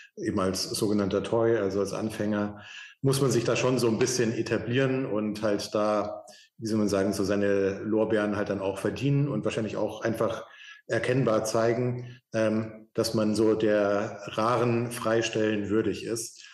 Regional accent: Munich, Bavaria, Germany; ich bin in München aufgewachsen

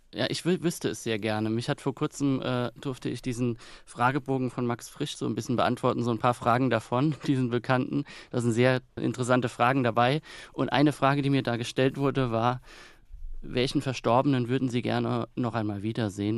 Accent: Kaiserslautern, Rhineland-Palatinate, Germany; moved away; ich möchte jetzt auch gar nicht mehr in Kaiserslautern leben, auch wenn es meine Heimat ist und bleibt

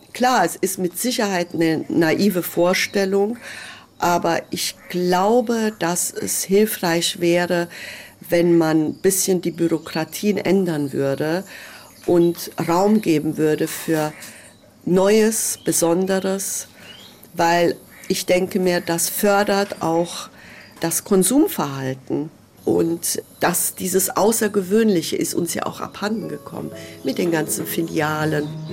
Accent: Hungary; now in Germany; ich bin äh, Ungarin

